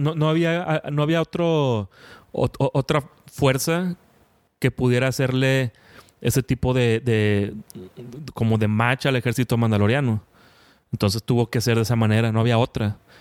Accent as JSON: {"language": "Spanish", "town": "Monterrey", "region": "Nuevo León", "country": "Mexico", "said": "Yo que soy aquí de Monterrey"}